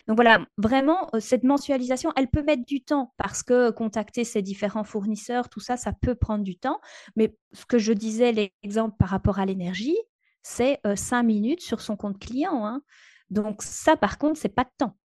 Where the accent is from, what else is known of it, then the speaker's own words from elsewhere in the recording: Belgium; chez nous en Belgique